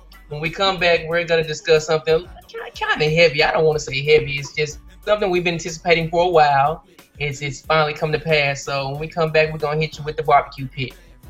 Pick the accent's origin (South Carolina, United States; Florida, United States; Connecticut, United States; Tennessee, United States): Tennessee, United States; Memphis; My parents moved here from Mississippi, and they moved to Whitehaven. So I was born shortly after, and I grew up in Whitehaven. We grew up, actually, if you know where the Walmart is on Elvis Presley, we grew up in a neighborhood right across the street.